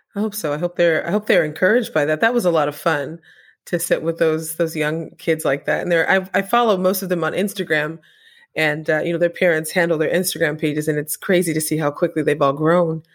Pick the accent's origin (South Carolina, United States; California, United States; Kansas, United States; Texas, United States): California, United States; Apple Valley; when I was growing up in Apple Valley